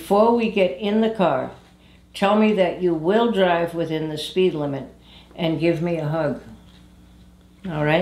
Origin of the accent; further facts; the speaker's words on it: New England, United States; moved away; I'm from New England originally